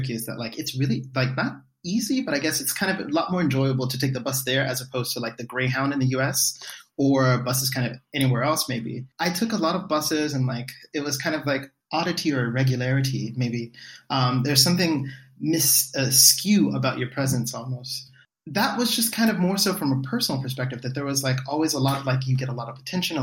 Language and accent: English; United States; I'm from the US